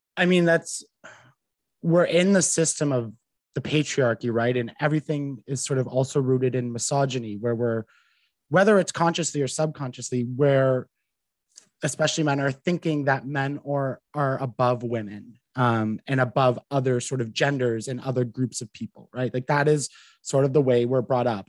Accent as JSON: {"language": "English", "town": "Ottawa", "region": "Ontario", "country": "Canada", "tie": "born or raised there", "said": "I'm from Ottawa. I grew up in a small town just a, a little bit out, um, 20 minutes outside of Ottawa. So I've basically been here my entire life"}